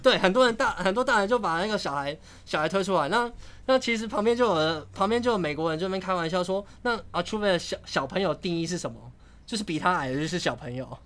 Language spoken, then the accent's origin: Chinese; Taiwan; 我来自台湾